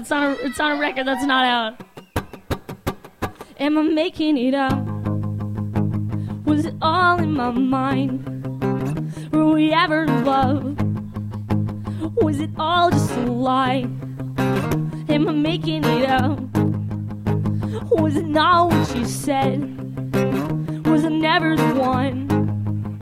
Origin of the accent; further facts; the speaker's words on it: Flowery Branch, Georgia, United States; my hometown of Flowery Branch, Georgia